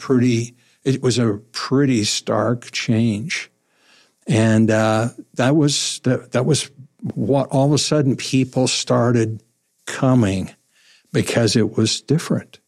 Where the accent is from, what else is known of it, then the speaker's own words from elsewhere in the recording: Webb City, Missouri, United States; I grew up in Webb City